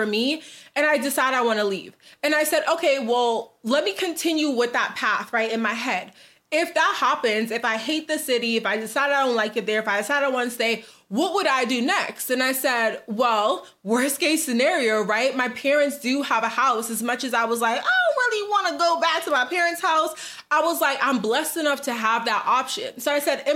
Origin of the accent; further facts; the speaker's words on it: Boston, Massachusetts, United States; moved away as an adult; also born or lived in New Jersey; now in Dallas, United States; I'm originally from Boston